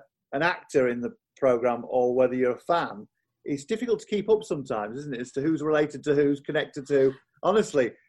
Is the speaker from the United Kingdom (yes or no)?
yes; Yorkshire and the Humber, United Kingdom; also born or lived in Wakefield; I'm from Yorkshire, and Emmerdale was my sort of soap growing up